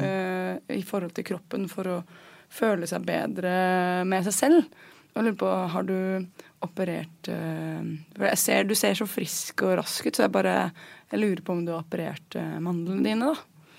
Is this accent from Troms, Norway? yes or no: no; Asker, Akershus, Norway; jeg er fra Dikemark i Asker